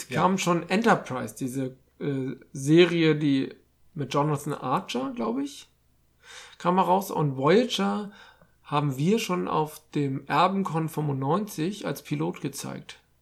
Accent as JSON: {"language": "German", "region": "Hamburg", "country": "Germany", "said": "als Hamburger"}